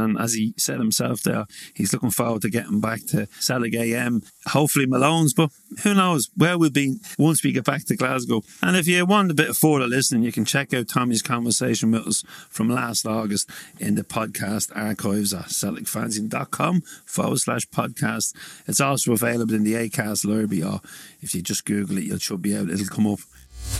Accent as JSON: {"language": "English", "town": "Drogheda", "region": "Leinster", "country": "Ireland", "tie": "born or raised there", "said": "in Drogheda, my hometown"}